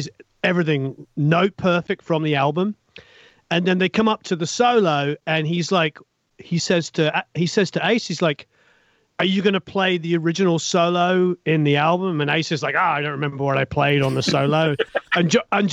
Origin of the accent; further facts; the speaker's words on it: England, United Kingdom; moved away as an adult; now in Los Angeles, United States; Growing up in England